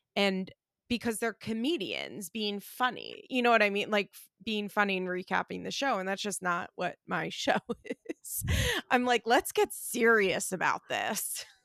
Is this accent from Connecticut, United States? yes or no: no; West Chester, Pennsylvania, United States; also born or lived in Florida; I am from Westchester, Pennsylvania